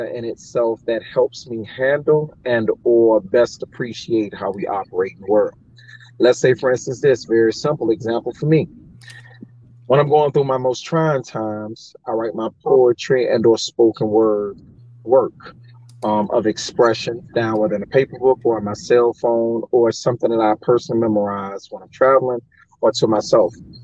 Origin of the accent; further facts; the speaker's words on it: Fort Lauderdale, Florida, United States; born and raised in Broward County, Fort Lauderdale, Florida